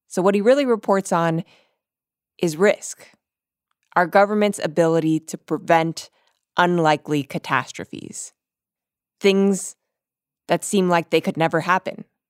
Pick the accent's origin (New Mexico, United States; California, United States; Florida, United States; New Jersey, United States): Florida, United States; Miami; now in Brooklyn, United States; I'm like from Miami, Florida. I live in Brooklyn